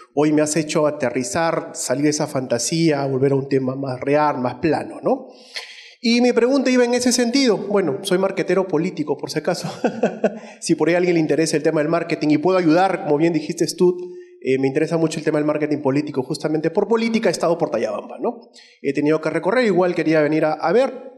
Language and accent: Spanish; Trujillo, La Libertad, Peru; also born or lived in Tayabamba; Yo también soy trujillano.